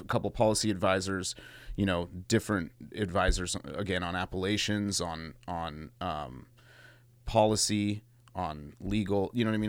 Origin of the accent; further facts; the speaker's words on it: Mendocino, California, United States; cats I grew up with in Mendo